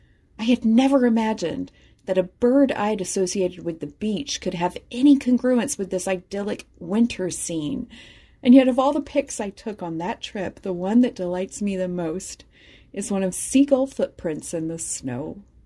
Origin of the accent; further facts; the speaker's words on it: Deep South, United States; I didn't exactly see very much growing up in the Deep South.